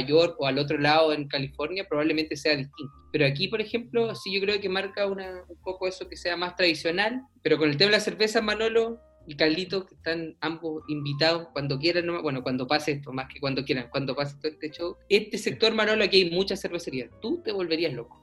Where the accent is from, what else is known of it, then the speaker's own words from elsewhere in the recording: Puerto Montt, Los Lagos, Chile; moved away as an adult; also born or lived in Valdivia, Chile; now in Charlotte, United States; el sector donde yo llegué a vivir al sector de Mirasol con el sector de Puerto Montt a los 10 años. Viví 8 años